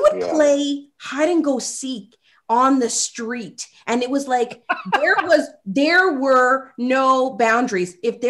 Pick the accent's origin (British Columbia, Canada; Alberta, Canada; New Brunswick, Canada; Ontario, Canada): Ontario, Canada; Toronto; growing up in Rexdale